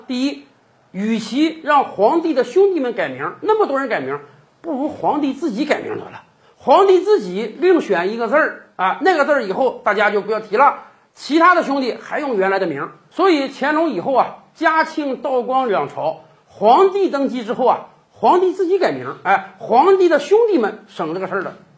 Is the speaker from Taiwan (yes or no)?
no; China; 我们中国人